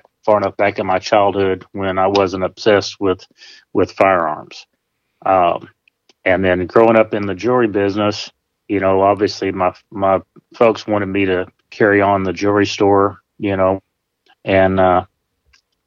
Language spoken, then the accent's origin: English; Berryville, Arkansas, United States; moved away as an adult; also born or lived in Eureka Springs, Arkansas / Northeast Texas; now in Texas, United States; I was born in Eureka Springs and spent most of my life in Berryville